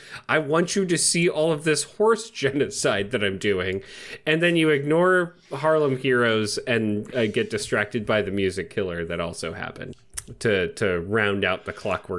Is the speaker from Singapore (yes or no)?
no; England, United Kingdom; But, you know, I'm an English person, not from Australia.